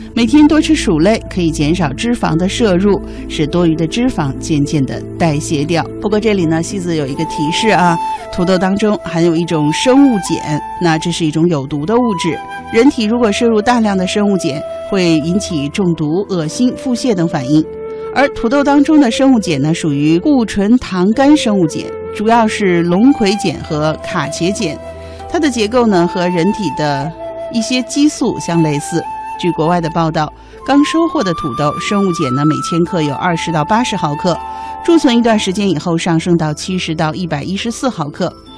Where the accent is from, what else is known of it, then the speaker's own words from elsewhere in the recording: China; 我们中国人